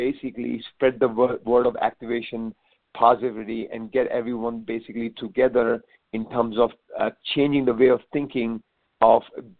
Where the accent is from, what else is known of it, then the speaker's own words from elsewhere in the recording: India; I came from India